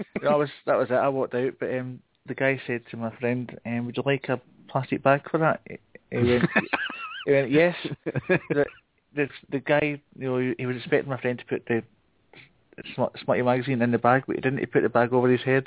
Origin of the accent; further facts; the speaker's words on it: Glasgow, Scotland, United Kingdom; accent: classic Glasgow accent; my Scottish accent's not too hard to understand